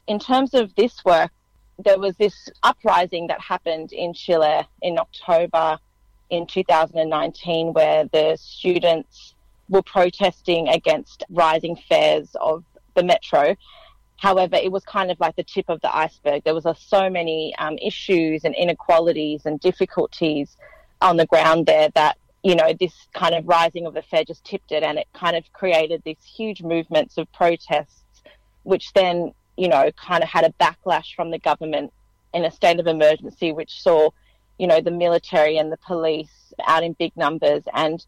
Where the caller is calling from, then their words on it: Fairfield, New South Wales, Australia; I'm actually in Fairfield on the lands of the Cabrigal people of the Darug Nation, which is actually quite a significant site, Fairfield.